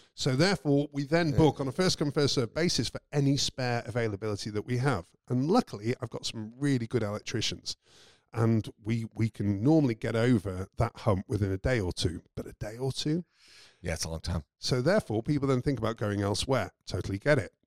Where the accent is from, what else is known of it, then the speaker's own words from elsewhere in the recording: United Kingdom; moved away; I'm British